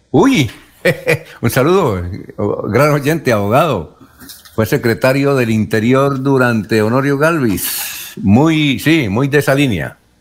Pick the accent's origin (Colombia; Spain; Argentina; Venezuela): Colombia; Barichara and Villanueva, Santander; es el chaparro de Barichara y de Villanueva, de mi tierra